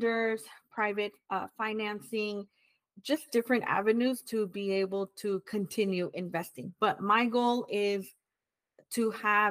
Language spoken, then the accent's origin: English; California, United States; we were priced out here in California, even in mm-hmm. my hometown that at one point was affordable.